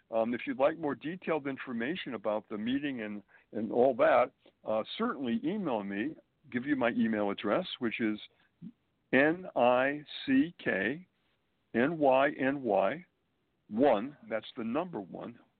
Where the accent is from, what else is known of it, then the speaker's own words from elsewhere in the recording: Springfield, Massachusetts, United States; moved away as an adult; also born or lived in Boston, Massachusetts / Manhattan, New York; now in New York City, United States; I was born and raised in New England, Springfield, Massachusetts, to be exact